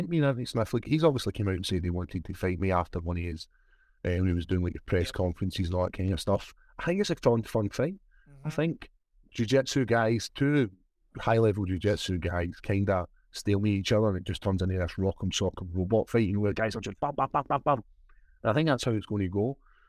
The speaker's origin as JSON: {"language": "English", "region": "Scotland", "country": "United Kingdom", "said": "Like the love I get in the UK and I get in Scotland is huge, man. And as you said, like I'm the Scottish guy, and it's a nice feeling to have your country behind you."}